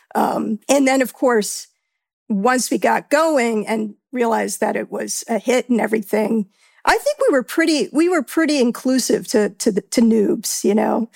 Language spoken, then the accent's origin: English; New York, United States; being a New Yorker